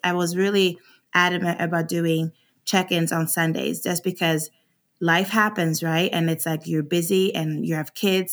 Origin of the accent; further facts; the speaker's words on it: Sweden; moved away as an adult; also born or lived in Arizona, United States; now in United States; I was born and raised in Sweden, and I came to America oh eight 'cause I got a scholarship to run track.